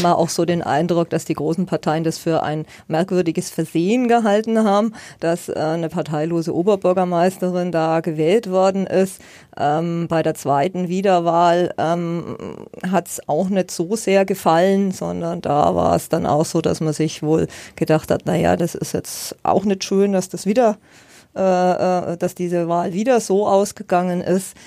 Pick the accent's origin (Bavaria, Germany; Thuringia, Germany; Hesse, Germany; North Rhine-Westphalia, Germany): Bavaria, Germany; Nuremberg; moved away as an adult; now in Ansbach, Germany; Ich bin ja. gebürtige Nürnbergerin und habe 44 Jahre in Nürnberg gelebt